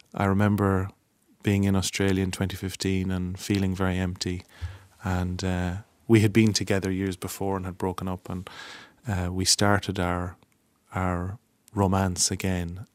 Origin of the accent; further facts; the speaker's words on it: Longford, Leinster, Ireland; I'm from Longford